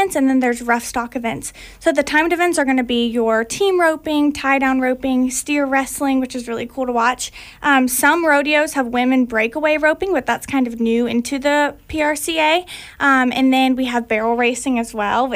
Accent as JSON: {"language": "English", "town": "Groveland", "region": "Florida", "country": "United States", "said": "I am from Groveland, Florida, Lake County, but we live right on the Lake Sumter County line"}